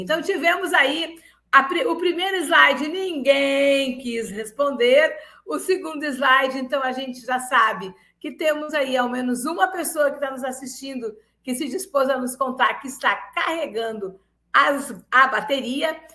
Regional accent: Rio Grande do Sul, Brazil; now in Lauro de Freitas, Brazil; Eu sou gaúcha, mas sou uma baiana de coração

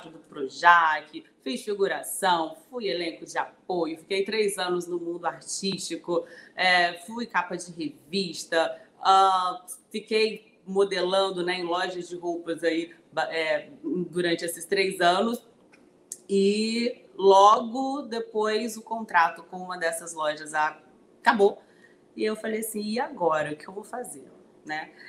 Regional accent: Brasília, Federal District, Brazil; also born or lived in Codó; now in Rio de Janeiro, Brazil; Eu sou de Codó, Maranhão, de Codó para o mundo, né? Minha cidade querida. Fui criada em Brasília e estou na cidade maravilhosa há 14 anos.

